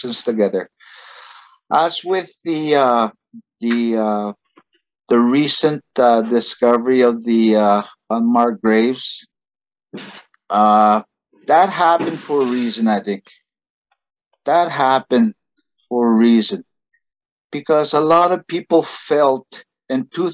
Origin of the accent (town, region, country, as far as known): Canada; English is a second language